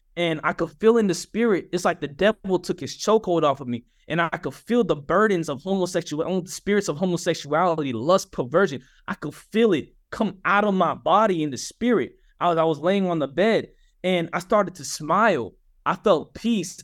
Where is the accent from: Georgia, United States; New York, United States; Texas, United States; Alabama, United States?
Georgia, United States; Atlanta; I'm from Atlanta, Georgia